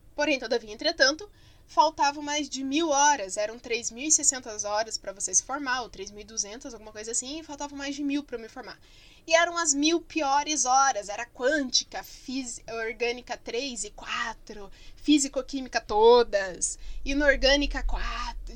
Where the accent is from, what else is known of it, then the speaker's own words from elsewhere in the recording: Curitiba, Paraná, Brazil; also born or lived in Barbacena; sou curitibana, que a gente chama estojo de penal